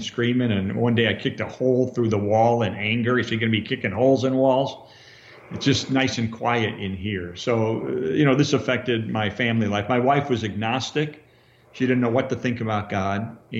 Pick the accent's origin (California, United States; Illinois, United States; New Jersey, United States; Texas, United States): Illinois, United States; Chicago; also born or lived in Arlington Heights; I grew up in Chicago. My dad was an attorney who had his own business in downtown Chicago. We lived in Arlington Heights